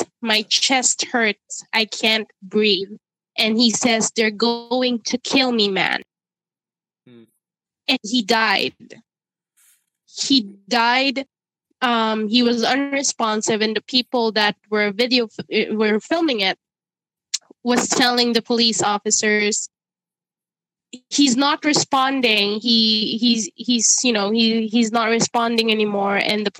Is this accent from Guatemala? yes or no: no; Ireland; It triggered so much emotion in me because I grew up in Ireland.